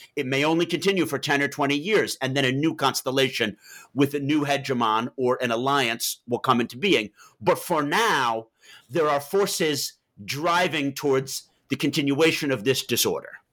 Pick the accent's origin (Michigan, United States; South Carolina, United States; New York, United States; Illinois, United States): New York, United States; moved away as an adult; also born or lived in Massachusetts / Beirut / Oxford; I'm from Manhattan